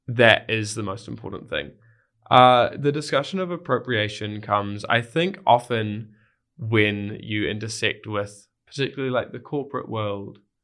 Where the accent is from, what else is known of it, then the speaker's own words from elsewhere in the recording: Wellington, New Zealand; moved away; my home town, Wellington